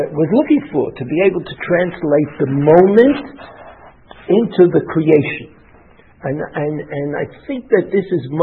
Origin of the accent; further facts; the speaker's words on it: New York, United States; growing up in New York